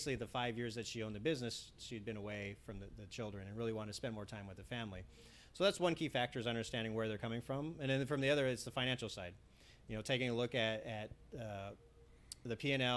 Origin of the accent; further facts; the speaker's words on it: Los Angeles, California, United States; growing up in the Valley and in the east side of the Valley, it's very Hispanic